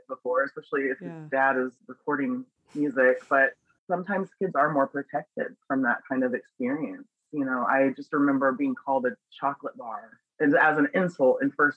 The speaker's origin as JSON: {"language": "English", "area": "Pittsburg, Overland Park", "region": "Kansas", "country": "United States", "tie": "born or raised there", "also_born_or_lived": "Springfield, Missouri", "moved": "yes", "lives_now": "Las Vegas, United States", "said": "I was born in Springfield, Missouri, and then Pittsburgh, Kansas, and then Overland Park, Kansas"}